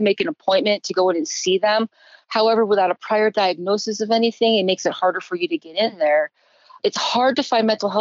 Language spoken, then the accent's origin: English; Connecticut, United States; moved away; back east, where I grew up in Connecticut